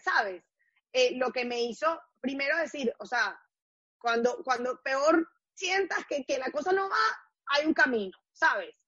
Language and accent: Spanish; Caracas, Capital District, Venezuela; now in New York City, United States; I'm from Caracas, Venezuela